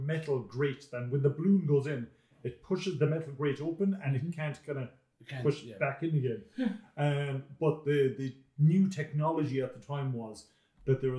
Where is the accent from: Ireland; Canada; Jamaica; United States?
Ireland; Carlow; we're three guys from Carrow in Ireland.